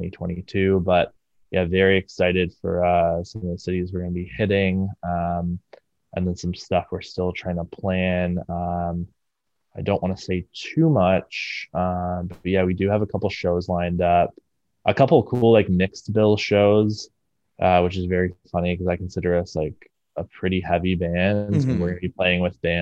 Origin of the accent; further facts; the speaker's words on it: Brampton, Ontario, Canada; moved away as an adult; now in Toronto, Canada; I was born and raised in Brampton